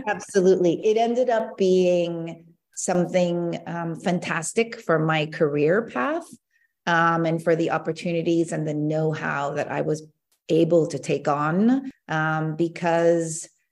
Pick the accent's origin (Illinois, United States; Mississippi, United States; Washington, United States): Washington, United States; Seattle; moved away as an adult; also born or lived in Maryland / Hong Kong / Korea (ancestry); now in Italy; I was actually born in Maryland, um, but grew up in Seattle